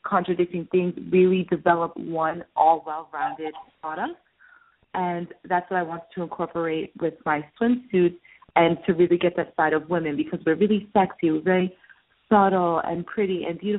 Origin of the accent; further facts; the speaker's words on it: Massachusetts, United States; moved away as an adult; now in Florida, United States; I'm originally from Massachusetts, and I moved to Florida